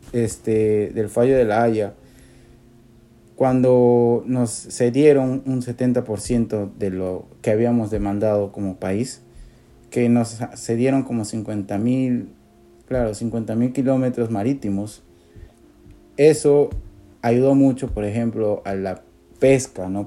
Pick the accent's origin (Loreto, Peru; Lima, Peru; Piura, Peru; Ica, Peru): Loreto, Peru; Iquitos; Por Iquitos, por la ciudad por donde crecí